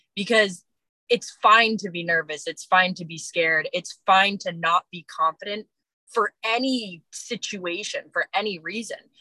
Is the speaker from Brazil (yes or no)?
no; East Coast, United States; moved away; also born or lived in Los Angeles, United States; I'm originally from the East Coast. I've lived a few years